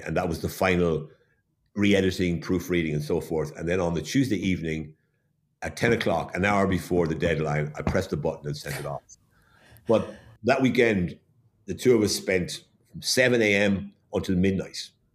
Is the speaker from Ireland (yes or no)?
yes; Waterford, Munster, Ireland; moved away; I was born and brought up in Waterford, so I understand the Waterford background.